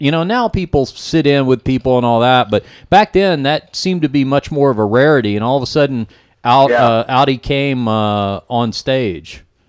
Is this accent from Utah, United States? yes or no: no; Dallas, Texas, United States; I'm from Dallas originally